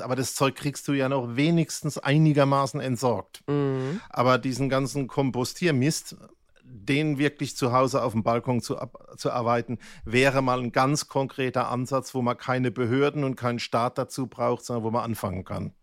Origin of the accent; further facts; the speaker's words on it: Germany; ich bin ja Kurpfälzer